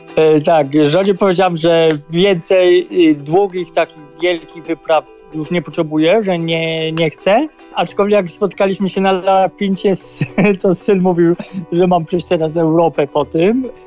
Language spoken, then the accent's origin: Polish; Poland; accent: heavy Polish accent (in English)